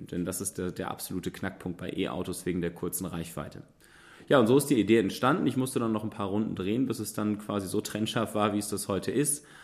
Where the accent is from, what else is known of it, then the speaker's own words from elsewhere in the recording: Münster, North Rhine-Westphalia, Germany; Tja, ich selber würde mich als Münsteraner als Mobilitätsrebellen bezeichnen.